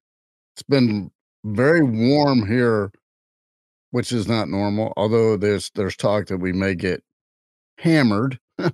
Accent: United States; accent: part Louisianan and part Kansan; also born or lived in Louisiana / Kansas; My accent is part Louisianan and part Kansan.

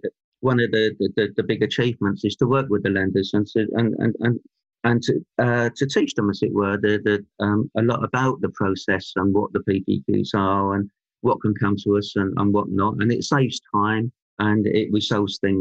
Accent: London, United Kingdom; moved away as an adult; now in Stroud, United Kingdom; I'm a London boy, and born and bred in London. I lived there till my mid-30s

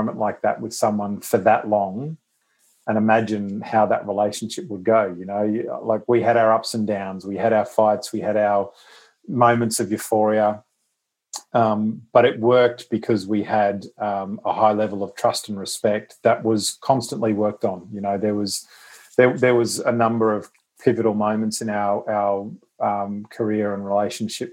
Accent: Queensland, Australia; being a Queenslander

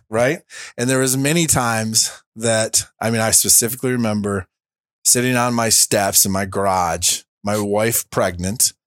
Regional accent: Linden, United States; came back to my hometown, uh, of Linden

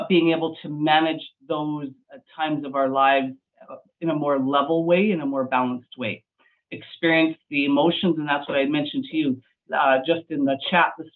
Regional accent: Medicine Hat, Alberta, Canada; I'm from Medicine Hat, Alberta.

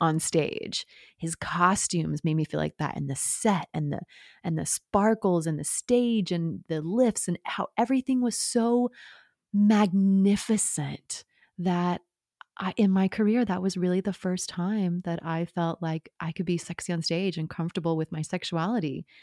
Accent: Oklahoma, United States; moved away as an adult; also born or lived in New York City; Oklahoma, you know, small town, grew up on a farm

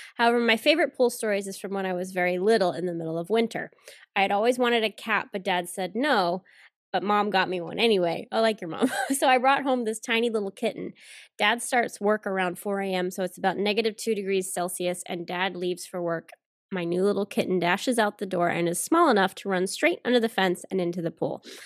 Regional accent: the South, United States; I'm from the South, so I can do the accent without whatever being, you know, rude because that's where I'm from

